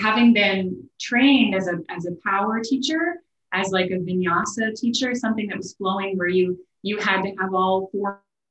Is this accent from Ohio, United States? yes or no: no; Des Moines, Iowa, United States; moved away as an adult; also born or lived in Long Island, New York